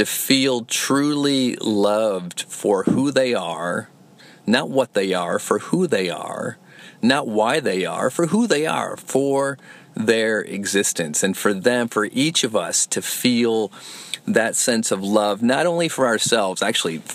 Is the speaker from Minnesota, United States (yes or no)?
no; Flint, Michigan, United States; moved away; my hometown of Flint, Michigan